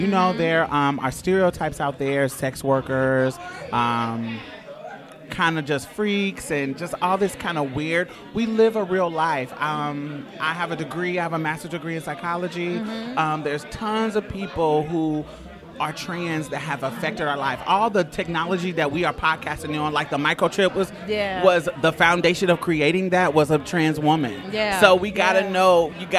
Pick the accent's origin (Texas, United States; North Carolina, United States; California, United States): Texas, United States; Houston; I'm from Houston